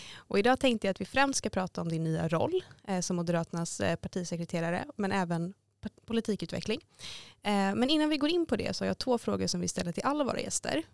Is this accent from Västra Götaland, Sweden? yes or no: yes; Gothenburg, Västra Götaland, Sweden; now in Stockholm, Sweden; Jag kommer från Göteborg